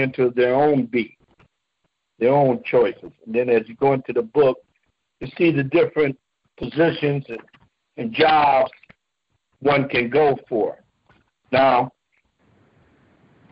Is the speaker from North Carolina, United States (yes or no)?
no; Oakland, California, United States; I was born and raised in Oakland, California.